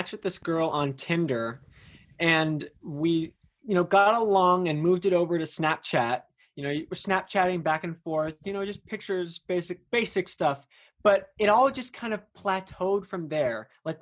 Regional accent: Bay Area, California, United States; I'm from the Bay Area

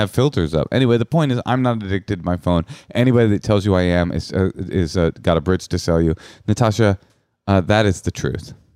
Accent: Oakland, California, United States; I'm from Oakland.

